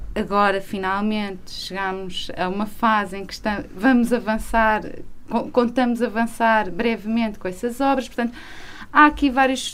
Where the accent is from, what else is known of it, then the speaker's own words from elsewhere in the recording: Viseu, Centro, Portugal; moved away as an adult; also born or lived in Lisbon; now in Peso da Régua, Portugal; eu sou de Viseu, não é? Uh, estou há alguns anos a viver em, em, estava há alguns anos a viver em Lisboa, mas eu sou de uma cidade pequena